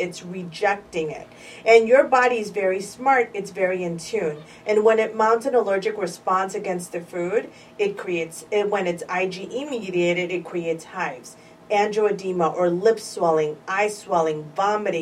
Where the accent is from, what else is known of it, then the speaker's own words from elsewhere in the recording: Chicago, Illinois, United States; So I've been a Chicago girl all my life, born and raised in Pilsen, predominantly Mexican neighborhood in Chicago